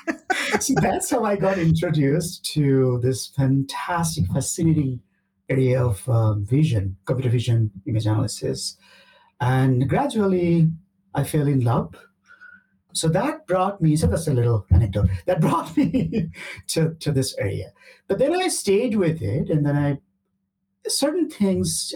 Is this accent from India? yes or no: yes; India; moved away; also born or lived in Canada; I'm originally from India